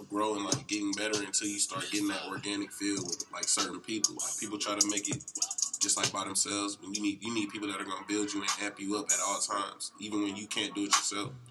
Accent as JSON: {"language": "English", "town": "Atlanta", "region": "Georgia", "country": "United States", "said": "I'm from uh, the county, North Side."}